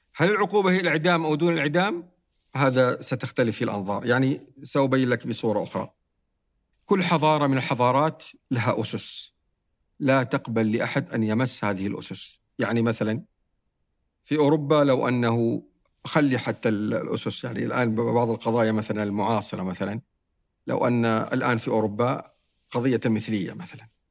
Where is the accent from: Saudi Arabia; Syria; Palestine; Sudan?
Saudi Arabia; عندنا في السعودية